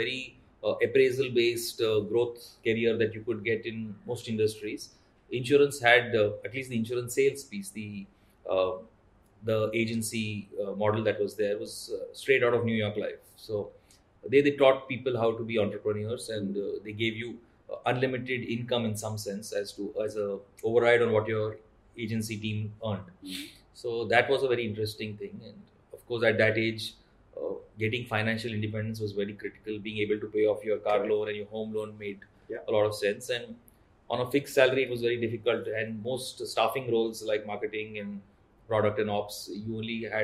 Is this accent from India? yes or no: yes; Hyderabad, Telangana, India; also born or lived in Pune / Mumbai; I took a posting back in Hyderabad, my hometown